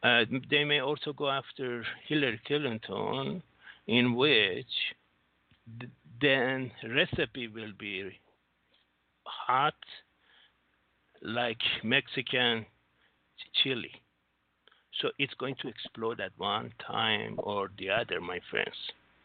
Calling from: Singapore; Singapore, sir.

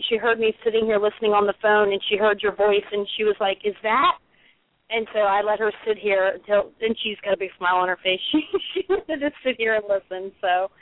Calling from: Charlotte, North Carolina, United States; I'm calling from Charlotte, North Carolina.

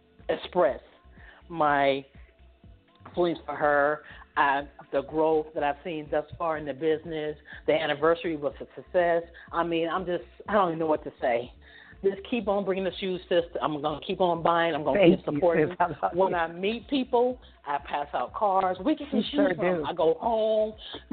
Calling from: Atlanta, Georgia, United States; I'm calling from Atlanta, Georgia.

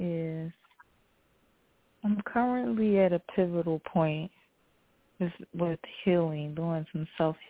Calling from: Philadelphia, Pennsylvania, United States; I'm calling from Philly.

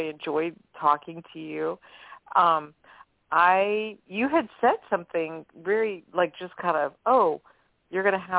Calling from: New Orleans, Louisiana, United States; from New Orleans.

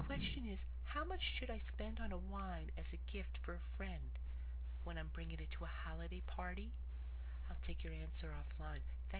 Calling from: Fort Lee, New Jersey, United States; I'm calling from Fort Lee, New Jersey.

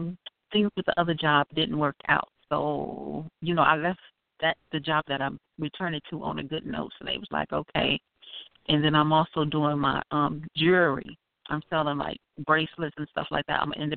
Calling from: Chicago, Illinois, United States; I'm calling from Chicago, Illinois.

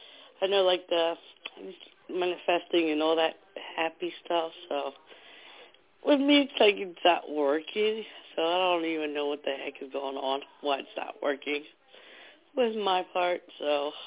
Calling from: New Jersey, United States; from New Jersey.

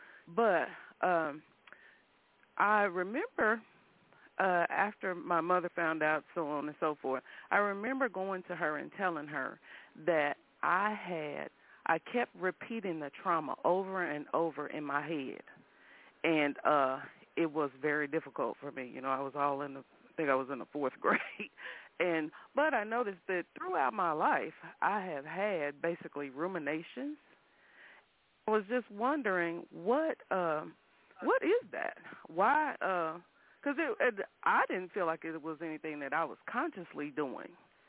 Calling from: Kansas City, Missouri, United States; I'm calling from Kansas City, Missouri.

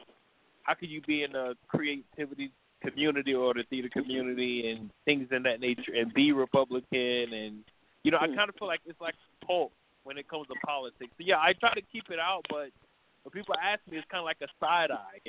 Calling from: New York, United States; Hi, Deborah. … from New York.

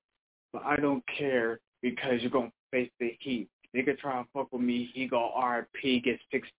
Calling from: Bellefontaine, Ohio, United States; I'm calling from Belafonte, Ohio.

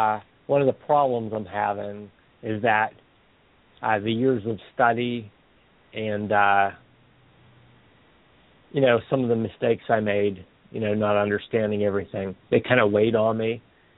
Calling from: Pennsylvania, United States; from Pennsylvania.

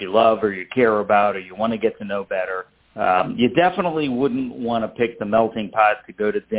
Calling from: Tampa, Florida, United States; Uh, Tampa, Florida. That's where our restaurant support center is located.

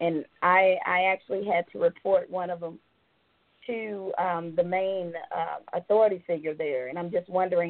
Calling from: Atlanta, Georgia, United States; I am calling from Atlanta, Georgia, in the United States.

